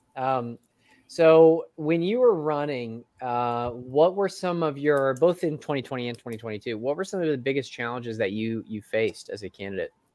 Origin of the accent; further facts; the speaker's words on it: Tennessee, United States; I'm from Tennessee